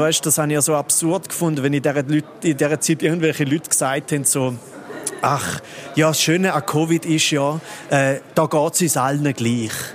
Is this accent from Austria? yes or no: no; Switzerland; ich bin nur ein Viertel Schweizer, so, weil ich bin noch ein halb Italiener und ein Viertel Österreicher